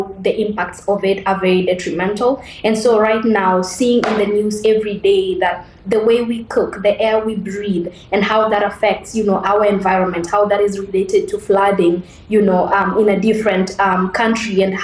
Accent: Nairobi, Kenya; I grew up in Mukuru, which is one of the biggest slums in Nairobi.

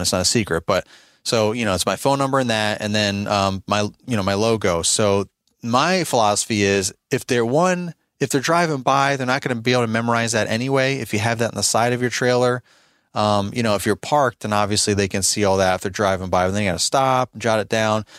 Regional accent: New York, United States; now in Virginia, United States; I'm originally from New York State, and now I live in Virginia

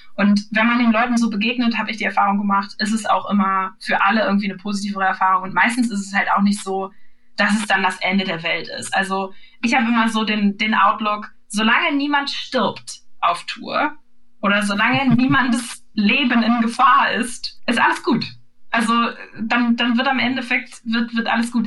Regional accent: Northern Germany, Germany; das sage ich als Norddeutsche

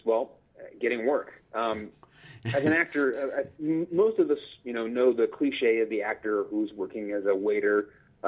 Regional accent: Baton Rouge, Louisiana, United States; moved away as an adult; also born or lived in Syracuse / Pittsburgh; originally, I grew up in Baton Rouge, Louisiana. I was there until I graduated from college, and then I went all over the Northeast

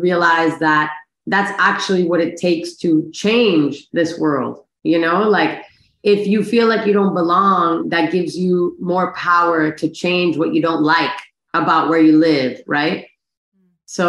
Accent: Miami, Florida, United States; I'm from Miami, born and raised.

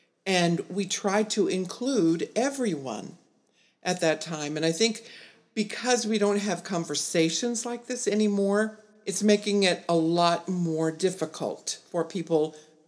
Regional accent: South Gate, California, United States; I remember growing up in California as a child in the 60s, and it was during the riots and in Compton, Southgate area, and desegregation.

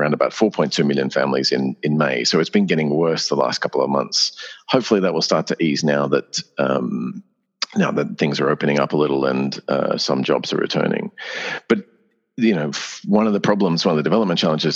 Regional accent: Australia

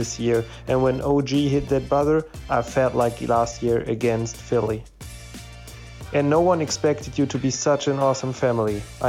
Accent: Germany; I'm from Germany

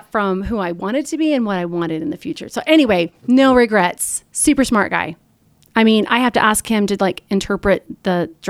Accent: Missouri, United States; I'm a Missouri girl. I am a farm girl.

